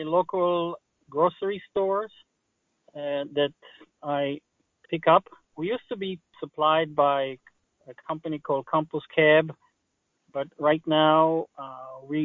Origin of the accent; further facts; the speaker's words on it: Israel; English is a second language; now in Maryland, United States; I have a little accent. I was born in Israel. I was born on a kibbutz, which is a collective farm